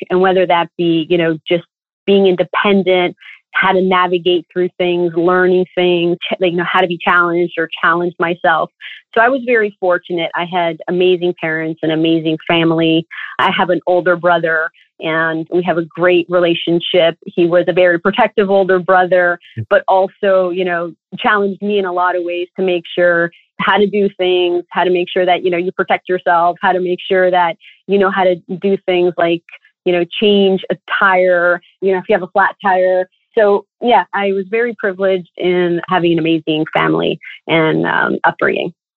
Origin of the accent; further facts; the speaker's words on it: Toronto, Ontario, Canada; I was born and raised in Toronto